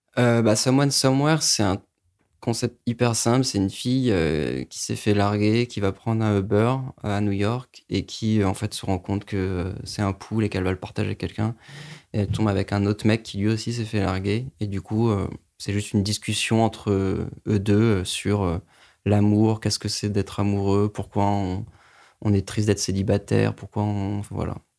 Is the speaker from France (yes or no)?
yes; Paris suburbs, Île-de-France, France; now in Paris, France; j'habite à Paris, j'ai grandi en banlieue parisienne